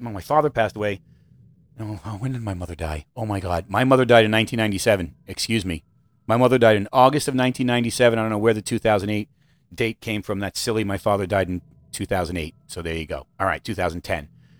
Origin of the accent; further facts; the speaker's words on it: Missouri, United States; I'm from Missouri, baby. Show me.